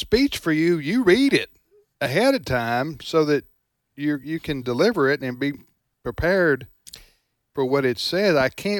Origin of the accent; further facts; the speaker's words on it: the South, United States; As a Southern boy.